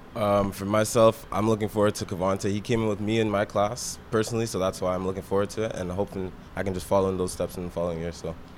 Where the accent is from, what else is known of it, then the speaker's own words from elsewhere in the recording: Waterloo, Ontario, Canada; I'm a guy from Waterloo